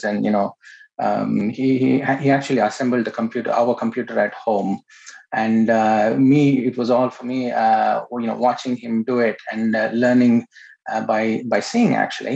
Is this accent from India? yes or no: yes; Bangalore, Karnataka, India; I was born in India, in Bangalore.